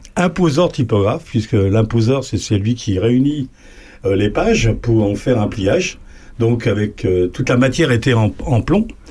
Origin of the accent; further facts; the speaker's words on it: Lisieux, Normandy, France; moved away; also born or lived in Paris; je suis né à Lisieux